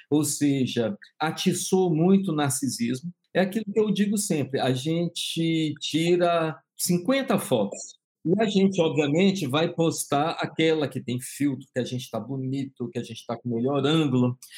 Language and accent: Portuguese; Bahia, Brazil; also born or lived in Rio de Janeiro; eu nasci no Rio, mas eu sou baiano, estou aqui falando de Salvador